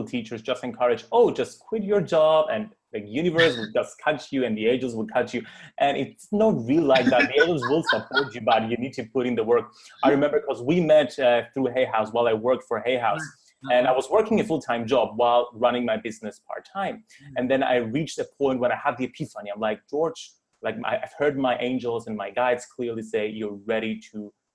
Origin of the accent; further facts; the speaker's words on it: Cyprus; growing up in Cyprus, a very traditional Christian society